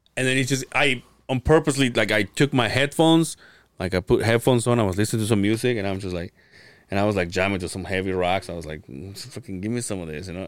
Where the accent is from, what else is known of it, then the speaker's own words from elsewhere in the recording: Mérida, Yucatán, Mexico; now in Utah, United States; my hometown. It's the only Mayan ruins. The Yucatan? Mérida, Yucatan